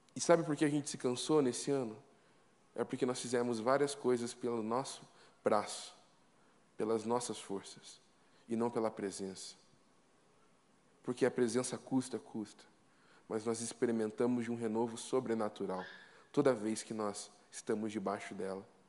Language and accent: Portuguese; Curitiba, Paraná, Brazil; Eu sou curitibano, minha esposa, carioca.